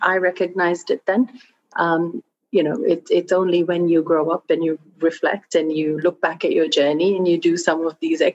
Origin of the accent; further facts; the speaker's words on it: Australia; also born or lived in Fiji; So I grew up in Australia. I went to school there.